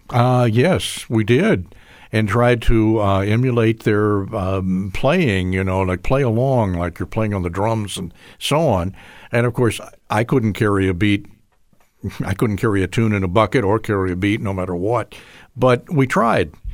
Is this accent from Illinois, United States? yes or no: yes; Chicago, Illinois, United States; also born or lived in Houston, Texas; I lived in the Chicago suburbs, had a great education. It's a wonderful school district I was in, junior high school, high school. Um, I was born in Houston, but then, uh, Dad got transferred up to the Chicago area